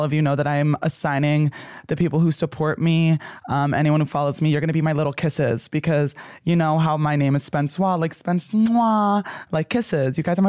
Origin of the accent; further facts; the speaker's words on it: New Jersey, United States; I grew up in New Jersey.